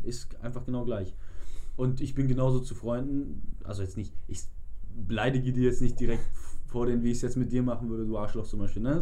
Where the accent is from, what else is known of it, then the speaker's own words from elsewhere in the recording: Hamburg, Germany; Und wir sind auch immer zum Marionasplatz bei uns in Eppendorf gefahren und waren da so zu 12, 15 waren wir damals immer im Sommer skaten